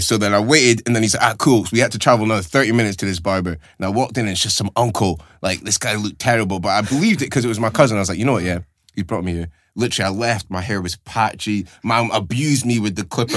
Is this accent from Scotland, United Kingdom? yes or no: yes; Aberdeen, Scotland, United Kingdom; born or raised there; moved away as an adult